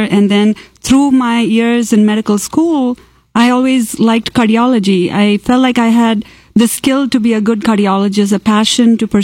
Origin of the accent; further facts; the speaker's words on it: Kerala, India; first language Malayalam; English is a second language; moved away as an adult; also born or lived in Tamil Nadu, India; now in Texas, United States; I grew up in Kerala